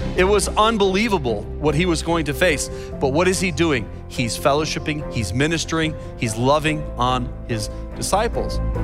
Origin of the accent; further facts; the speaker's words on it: Chicago, Illinois, United States; my hometown, Chicago